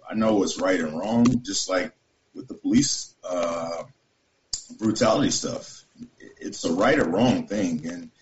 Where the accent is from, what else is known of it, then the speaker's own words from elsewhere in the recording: the South, United States; moved away; also born or lived in Great Falls, Montana; I'm from the South. I know my mom raised me, single mom.